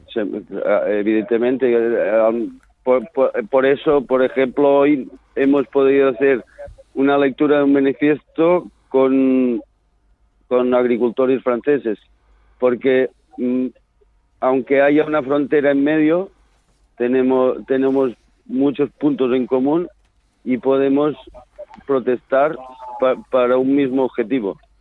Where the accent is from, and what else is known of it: Catalonia, Spain